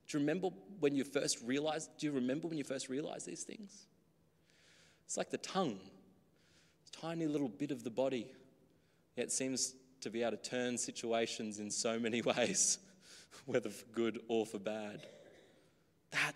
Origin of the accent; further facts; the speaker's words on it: Australia; Growing up in the country, I guess here too, very native land, Australia.